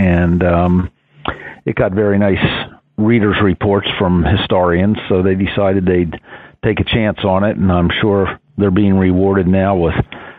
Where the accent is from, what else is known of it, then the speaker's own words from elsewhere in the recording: West Chester, Pennsylvania, United States; I was born and raised in Westchester, Pennsylvania, which is a suburb of Philadelphia.